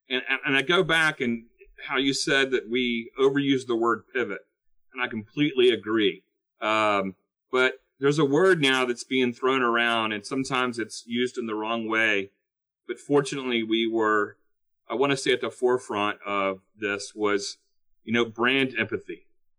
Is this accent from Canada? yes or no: no; the South, United States; I'm from the South